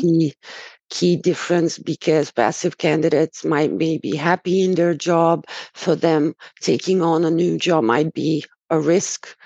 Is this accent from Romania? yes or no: yes; Romania; moved away as an adult; also born or lived in Dubai; now in Hungary; I was born and raised in Romania and have been living in Hungary for about 10 years.